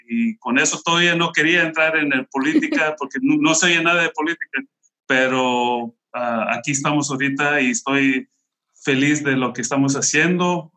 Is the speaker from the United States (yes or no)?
yes; Bell, California, United States; yo, yo crecí aquí en la Ciudad de Bell. Tengo toda mi vida viviendo aquí en la Ciudad de Bell